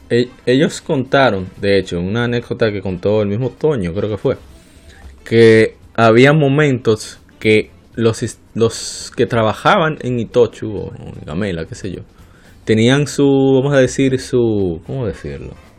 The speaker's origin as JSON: {"language": "Spanish", "country": "Dominican Republic", "said": "nosotros somos dominicanos"}